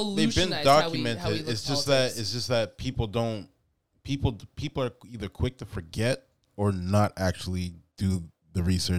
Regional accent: Canada; born and raised in Canada

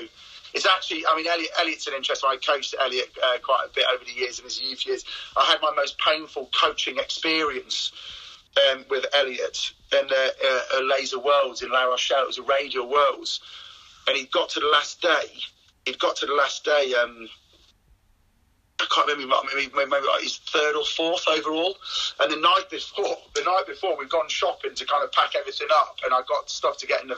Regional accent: Cheshire, North West England, United Kingdom; I was born and bred in Cheshire

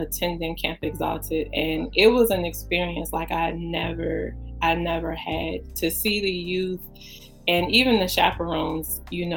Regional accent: New Orleans, Louisiana, United States; now in DMV area, United States; Originally born and raised in New Orleans

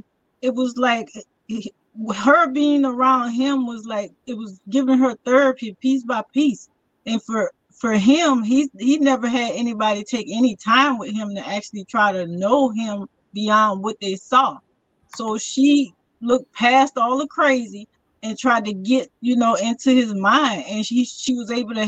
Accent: Louisiana, United States; I'm from Louisiana

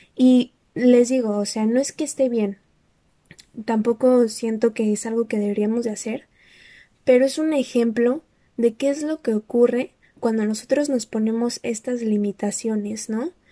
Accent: Mexico; yo nada más soy mexicana

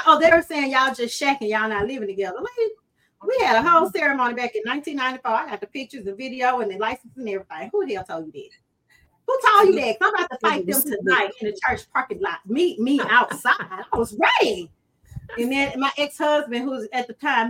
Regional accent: Brookhaven, United States; moved away; also born or lived in Bogalusa; I'm from Brookhaven. I'm straight out the hood.

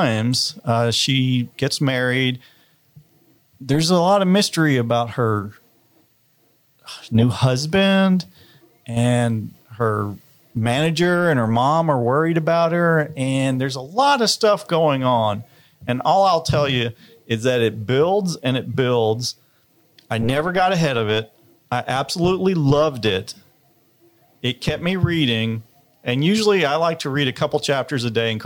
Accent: Chattanooga, Tennessee, United States; I grew up in Chattanooga

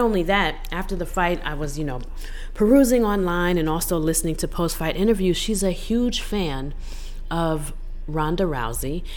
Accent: United States; as an American

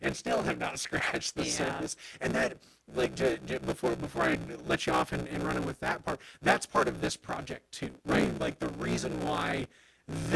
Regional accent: Carbondale, United States; I'm from Carbondale generations and generations back, live on a road named for, you know, my great-grandfather and a house that my grandpa built in 1964

